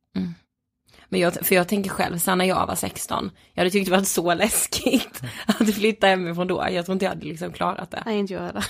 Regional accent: Blekinge, Sweden; vi är från Blekinge

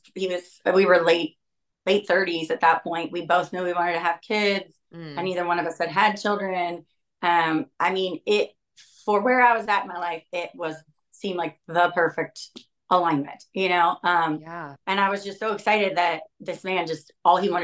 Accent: Ohio, United States; moved away as an adult; now in California, United States; I was born in Ohio in a small town.

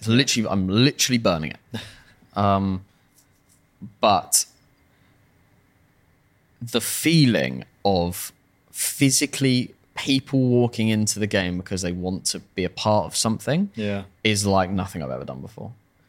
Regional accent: Farnham, South East England, United Kingdom; Because that it's my hometown, is to make... And the hometown is like a rugby town.

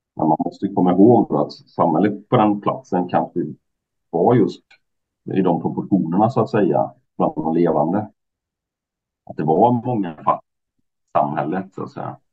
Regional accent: Mariestad, Västra Götaland, Sweden; min hemstad Mariestad

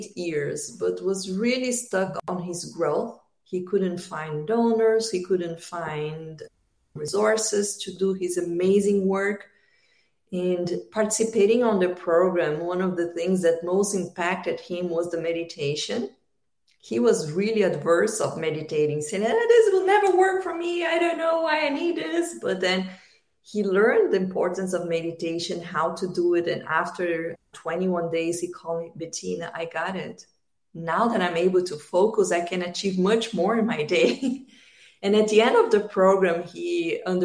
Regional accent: Brazil; moved away as an adult; also born or lived in United States; now in Australia; I'm originally from Brazil. I moved to the United States 8 years ago.

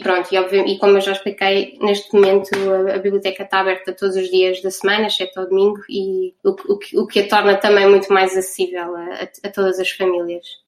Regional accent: Portugal; first language Portuguese; also born or lived in Netherlands; now in Rotterdam, Netherlands; nós somos as quatro portuguesas

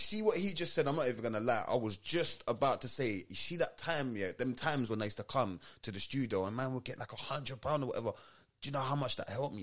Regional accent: London, United Kingdom; also born or lived in Kennington; I'm living in Kenneton, but I'm coming from Tulsa

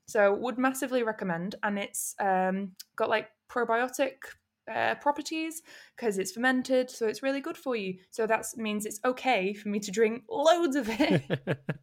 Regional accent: Manchester, North West England, United Kingdom; moved away as an adult; also born or lived in Camden, London / Nagasaki; now in London, United Kingdom; I'm from North Manchester

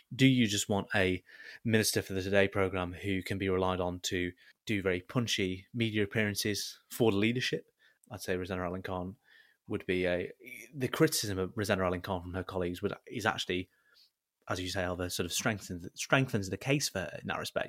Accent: Southport, North West England, United Kingdom; growing up in South Port

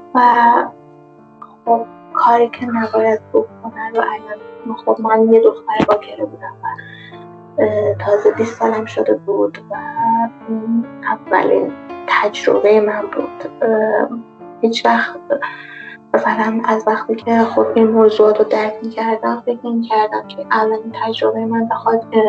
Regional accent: Tehran, Tehran Province, Iran; also born or lived in Zanjan; اهل تهرانم ولی زنجان درس میخونم

